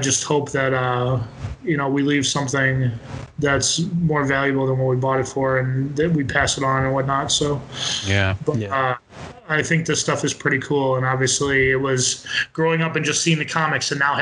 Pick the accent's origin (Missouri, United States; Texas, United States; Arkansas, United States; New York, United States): New York, United States; upstate; upstate New York